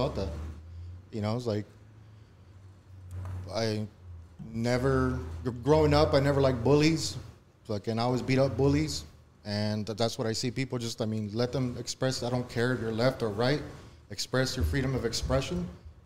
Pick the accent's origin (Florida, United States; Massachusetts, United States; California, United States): California, United States; Compton; Born and raised in Compton myself